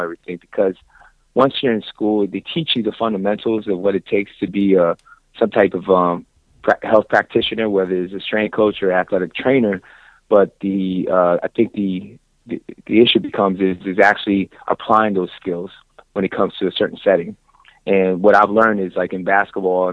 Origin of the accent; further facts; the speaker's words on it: Orlando, Florida, United States; moved away as an adult; finally ended up back to my hometown here in Orlando